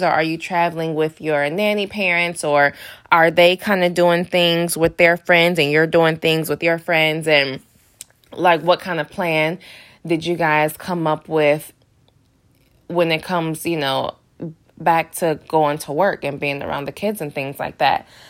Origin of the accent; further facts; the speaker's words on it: Detroit, Michigan, United States; moved away; I'm from Detroit